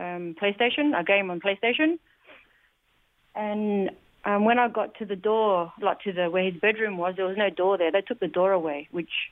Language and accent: English; Adelaide, South Australia, Australia; now in Melbourne, Australia; because I'm originally from Adelaide here in Australia. I live now in Melbourne.